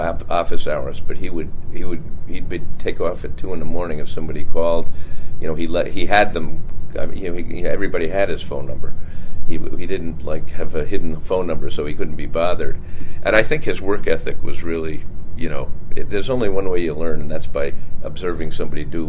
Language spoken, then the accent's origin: English; Bayport, New York, United States; I grew up on Long Island, Bayport, Long Island.